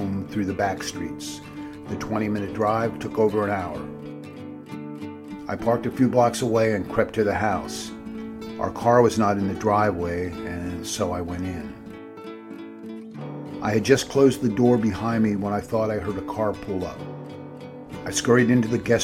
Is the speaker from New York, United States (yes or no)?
no; Pennsylvania, United States; moved away; I grew up in Pennsylvania woods that stretched for miles